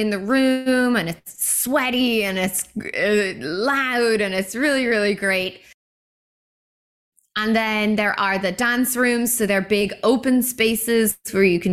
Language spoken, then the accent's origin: English; Ireland; moved away as an adult; now in Vancouver, Canada; Back home in Ireland